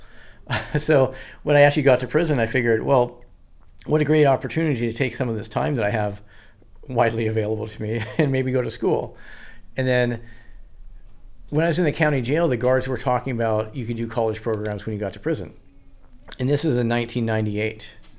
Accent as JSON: {"language": "English", "region": "Washington", "country": "United States", "also_born_or_lived": "Santa Barbara", "said": "I'm from Washington"}